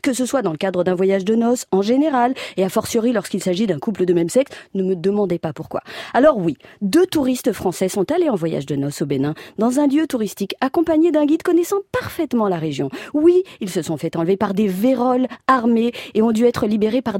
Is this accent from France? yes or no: yes; France; je suis française